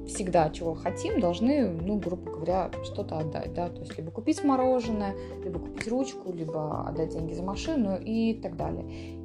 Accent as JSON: {"language": "Russian", "town": "Borovukha", "region": "Vitebsk Region", "country": "Belarus", "tie": "born or raised there", "said": "в Боровухе, в которой я выросла"}